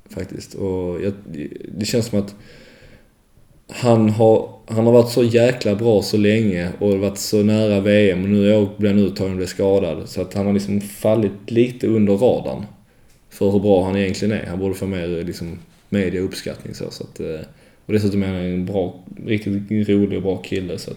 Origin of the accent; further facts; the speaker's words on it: Malmö, Skåne, Sweden; also born or lived in Växjö; now in Leksand, Sweden; Det blir så OS-final på dammarna hemma i Malmö.